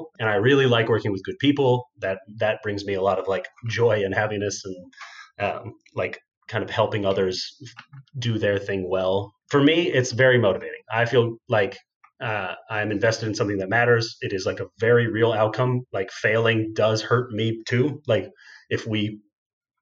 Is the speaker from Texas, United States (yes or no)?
yes; Texas, United States; the kinds of people I grew up with in Texas